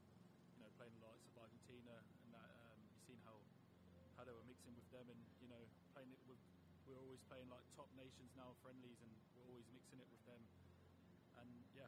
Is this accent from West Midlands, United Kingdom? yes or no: yes; Coventry, West Midlands, United Kingdom; I grew up with him in Coventry, went through Coventry Academy with him